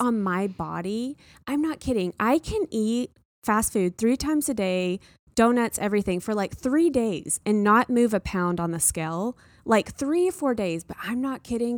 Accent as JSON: {"language": "English", "region": "the South", "country": "United States", "tie": "born or raised there", "said": "I grew up in the South"}